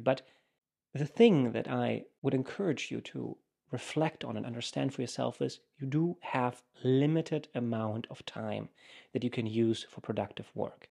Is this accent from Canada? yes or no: no; Germany; moved away as an adult; also born or lived in United States; I come from Germany